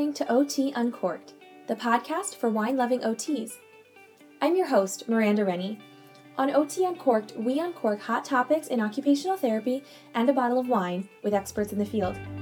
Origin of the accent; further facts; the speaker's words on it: Eastern Pennsylvania, United States; also born or lived in Baltimore, Maryland; now in Midwest, United States; I'm from Eastern Pennsylvania